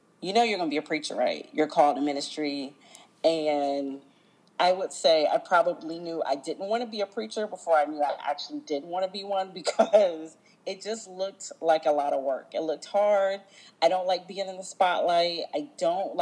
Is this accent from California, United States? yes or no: no; Virginia Beach, Virginia, United States; now in Florida, United States; I am originally from Virginia Beach, Virginia. I am not a native Floridian. I'm a transplant here